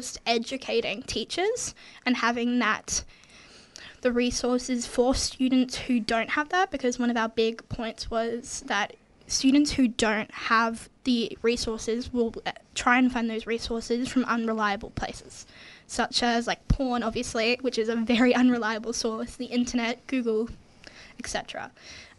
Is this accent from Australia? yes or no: yes; Ballarat, Victoria, Australia; I'm also from Ballarat